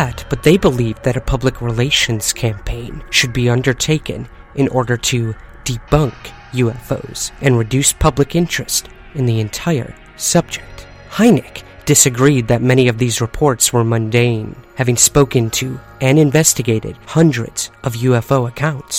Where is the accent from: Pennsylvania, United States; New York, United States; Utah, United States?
New York, United States; Syracuse; my hometown of Syracuse, New York.